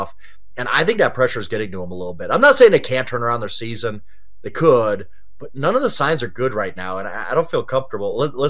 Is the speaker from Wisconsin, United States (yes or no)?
yes; Wisconsin, United States; I was raised in Wisconsin.